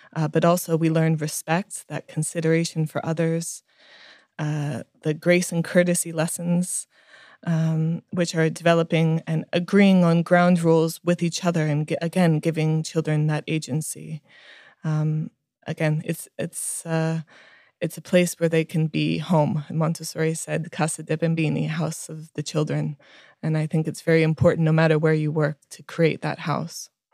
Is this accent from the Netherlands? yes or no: no; India; so I was born and raised in India uh, to very hippie parents who believed in uh, in really um, showing us the world